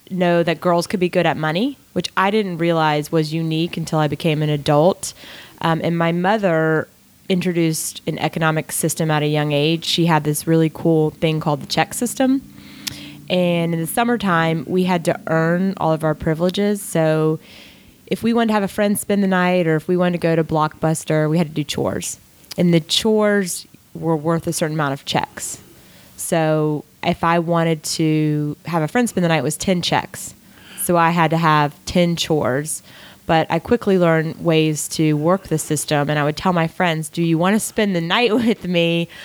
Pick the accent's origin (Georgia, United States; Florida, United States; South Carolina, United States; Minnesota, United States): Georgia, United States; Gwinnett County; Gwinnett County, Georgia.